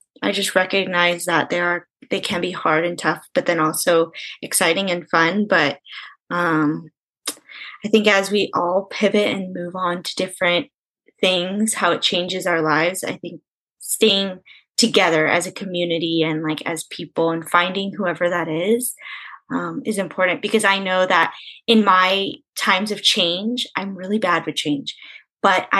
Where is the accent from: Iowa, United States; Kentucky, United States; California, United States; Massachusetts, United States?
California, United States; San Diego; I'm from San Diego